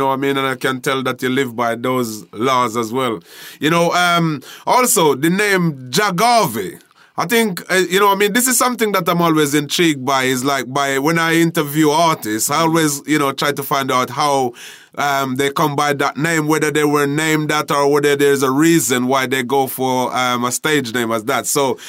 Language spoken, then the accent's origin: English; Jamaica; growing up in Jamaica and, you know, performing in the street dances in Jamaica